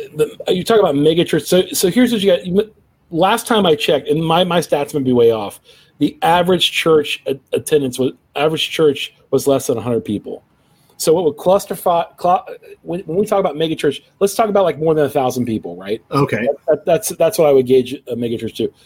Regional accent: Cincinnati, Ohio, United States; my hometown of Cincinnati

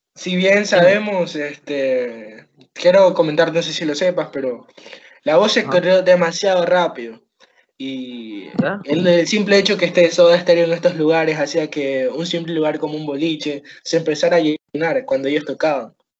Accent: Ecuador; yo siendo ecuatoriano

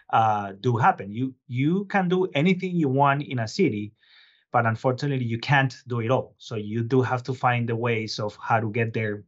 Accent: Bogotá, Colombia; moved away as an adult; also born or lived in Boston / New York; now in Lowell, United States; I was originally born and raised in Colombia, but I've been living here for about two decades now

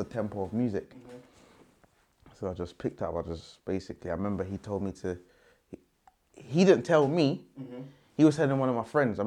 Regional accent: London, United Kingdom; I'm from South

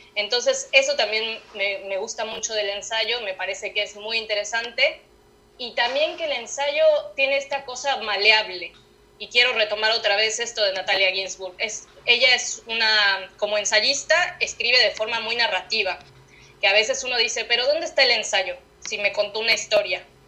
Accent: Mexico City, Mexico; moved away as an adult; now in Buenos Aires, Argentina; nací en el DF y viví ahí hasta que hasta los 26 años

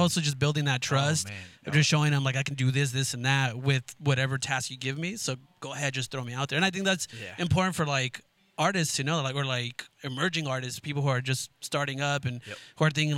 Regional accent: Guatemala; I know, bro, because we're from Guatemala

